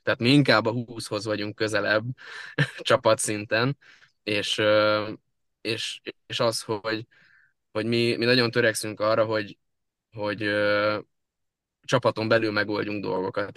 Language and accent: Hungarian; Solymár, Pest, Hungary; also born or lived in Budapest; Én Budapesten születtem, Solymáron élek születésem óta